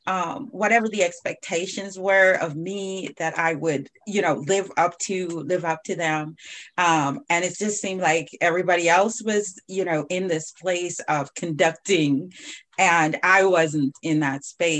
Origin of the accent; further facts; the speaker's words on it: Jamaica; now in United States; I came from Jamaica and then I was here and I started experiencing a whole nother life.